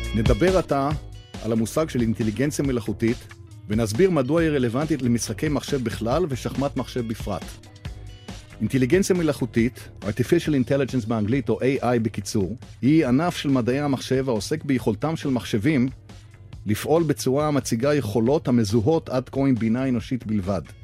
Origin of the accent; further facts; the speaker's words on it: Haifa, Haifa District, Israel; בעיר הולדתי חיפה